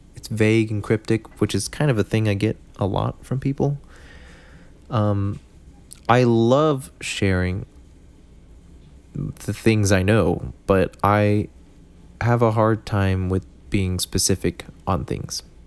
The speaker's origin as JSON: {"language": "English", "country": "United States", "said": "I'm from America"}